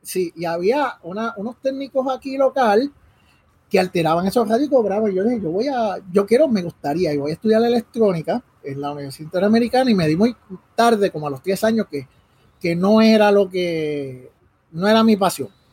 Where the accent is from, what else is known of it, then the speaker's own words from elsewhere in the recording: Caguas, Puerto Rico; also born or lived in Río Piedras; nací en, Río Piedras y pues ya a los dos días estaba aquí en Cagua